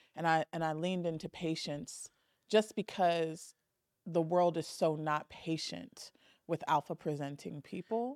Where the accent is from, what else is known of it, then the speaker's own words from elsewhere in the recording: Southern California, United States; born and raised in Southern California